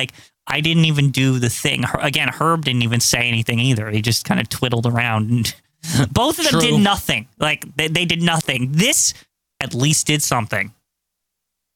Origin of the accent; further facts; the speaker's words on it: New Jersey, United States; we're from Jersey